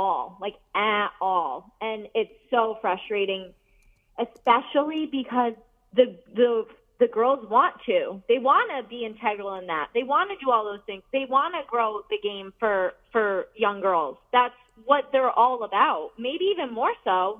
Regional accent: Connecticut, United States; I'm from Connecticut

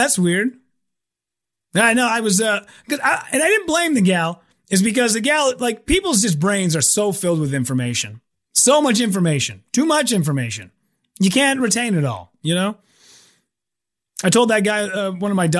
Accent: United States; I'm so American. I'm so white and so American

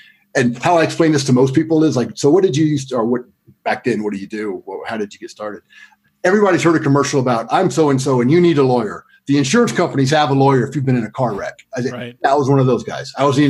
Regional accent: Greensboro, North Carolina, United States; I went back to my hometown of Greensboro. Well, hometown, I moved there in the 9th grade and went to high school there. Closest thing I have to hometown because I moved around a lot growing up.

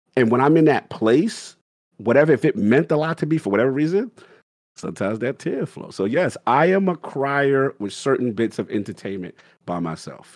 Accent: New York City, New York, United States; I grew up in South Bronx, five minutes away from Yankee Stadium

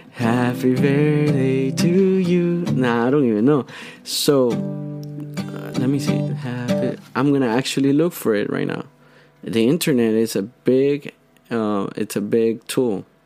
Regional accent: Honduras; first language Spanish; English is a second language; now in United States; I'm from Honduras I feel part of this country I've been here for 7 years

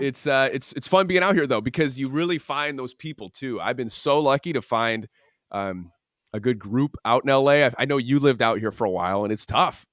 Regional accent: Michigan, United States; moved away as an adult; now in Los Angeles, United States; growing up in the Midwest and, um, having, like, a really strong family morals thing, and also just knowing that, like, my family's in Michigan, I have my friends in Michigan

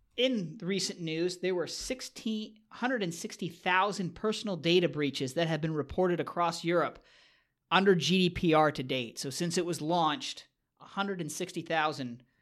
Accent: Canada; moved away; growing up in Canada

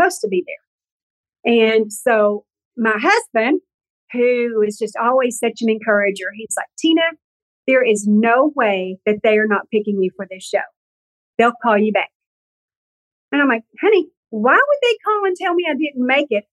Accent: the South, United States; I'm from the South

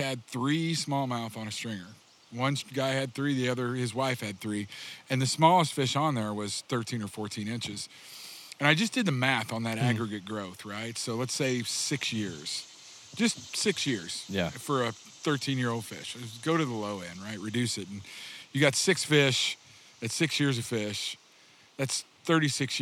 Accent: Republic, Missouri, United States; also born or lived in Alaska; I grew up about 30 miles east of where we are, or west of where we are right now, and outside of a little town called Republic

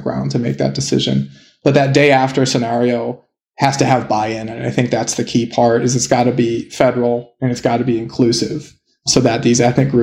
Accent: United States; I'm an American

